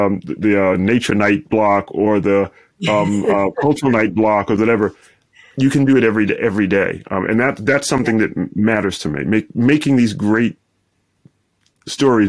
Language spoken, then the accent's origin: English; Brooklyn, New York, United States; moved away as an adult; also born or lived in Midwest / Washington, D.C. / Stanford; So in my hometown of Brooklyn, literally one out of five households in where I grew up didn't have a telephone in the 1980s